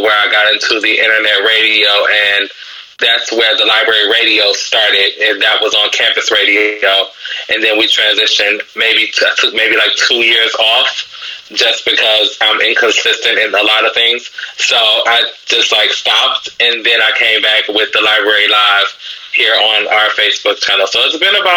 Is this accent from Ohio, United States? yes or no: yes; Cleveland, Ohio, United States; I am from Cleveland, Ohio